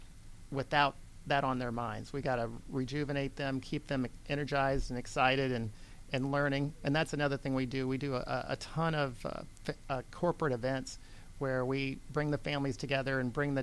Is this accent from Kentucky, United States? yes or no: no; Iowa, United States; moved away as an adult; now in Georgia, United States; I came from Iowa originally in 1985. I grew up on a hog farm.